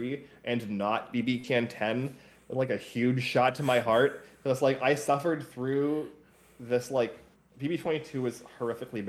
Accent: United States; me as an American

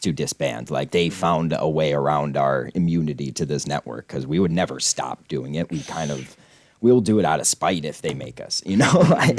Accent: Scranton, Pennsylvania, United States; I'm from fucking Scranton

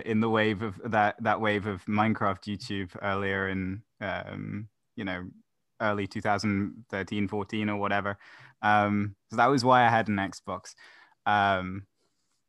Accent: Scotland, United Kingdom; I am 17. I am from Scotland

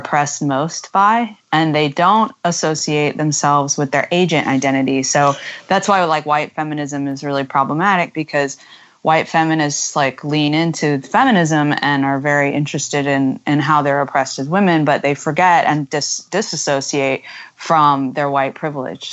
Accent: United States; being American is that we feel that we don't really have an intrinsic national identity

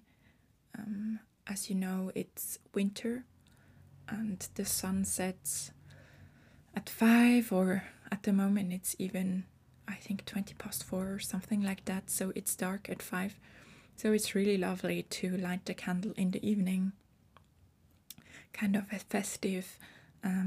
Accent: Switzerland; I am from Switzerland. I was born and raised here, and I've been living in Switzerland since I was born here

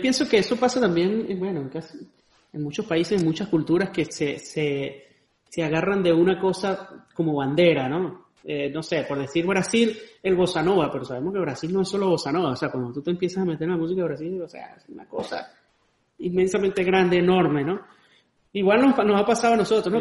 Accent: Andes, Venezuela; moved away; also born or lived in Caracas; yo que soy de los Andes

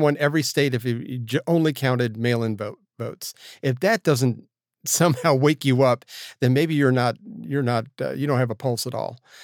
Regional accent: Florida, United States; my hometown of Florida

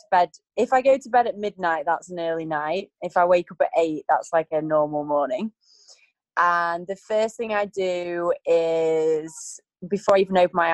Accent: between Blackpool and Preston, North West England, United Kingdom; moved away as an adult; also born or lived in Manchester, England / Los Angeles, United States; now in Bali, Indonesia; I grew up in Pulteney Field, which is in between Blackpool and Preston.

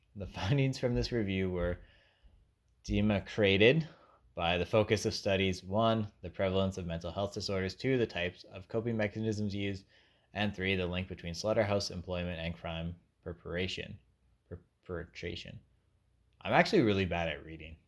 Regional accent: Canada; Being a Canadian, who knows nothing about America

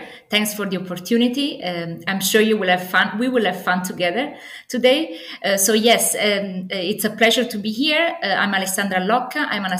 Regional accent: Naples, Campania, Italy; English is a second language; moved away as an adult; And I'm Italian originally. I come from Napoli, the sunny Napoli.

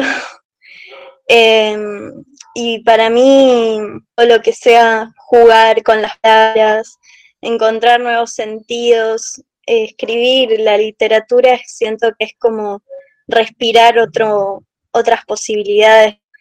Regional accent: Buenos Aires, Argentina; yo soy de Buenos Aires

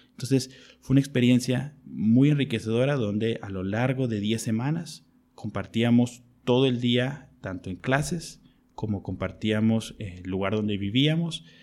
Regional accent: Mexico; also born or lived in Mexico City / United Kingdom; soy médico y soy de México

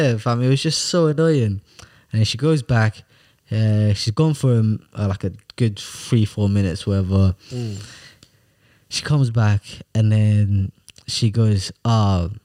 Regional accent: Sweden; moved away; I said, Sweden. Obviously, I am from Sweden

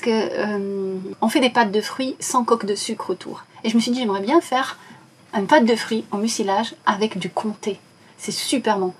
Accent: Casablanca, Casablanca-Settat, Morocco; moved away; Je suis marocaine, mhm. je suis née à Casablanca

